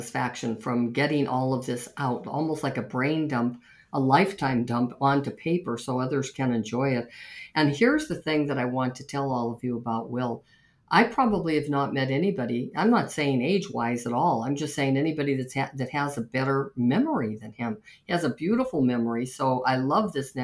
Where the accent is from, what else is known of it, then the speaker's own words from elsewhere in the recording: Montana, United States; born and raised in Montana